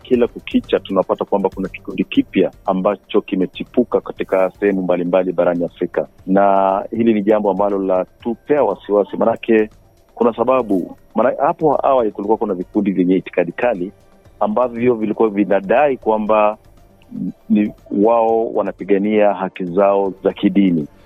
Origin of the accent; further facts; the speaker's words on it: Kenya; now in Bathurst, Australia; hata hapa hapa sasa ukiambia mtu mi natoka Kenya wanajua ah, Kenya hawa wanakupa heshima kabisa.